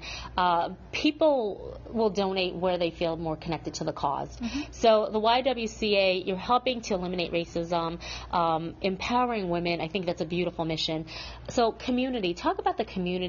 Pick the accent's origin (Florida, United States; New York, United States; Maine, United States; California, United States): New York, United States; Schenectady; I'm from Schenectady, New York